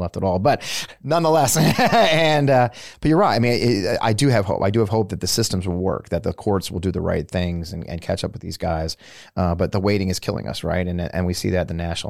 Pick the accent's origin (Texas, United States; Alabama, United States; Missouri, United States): Missouri, United States; St. Louis; I grew up in St. Louis, where the Bell had a huge headquarters